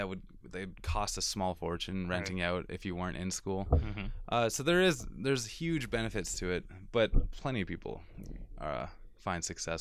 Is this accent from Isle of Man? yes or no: no; Okotoks, Alberta, Canada; I'm from Calgary, well, like Okotoks.